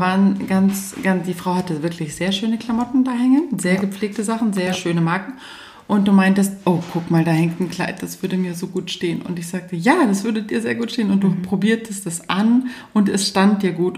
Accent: Munich, Bavaria, Germany; ich selbst als Münchner

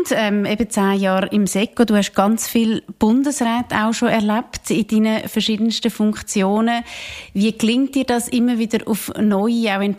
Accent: Switzerland; Oder sind wir Schweizer einfach zu streng mit uns?

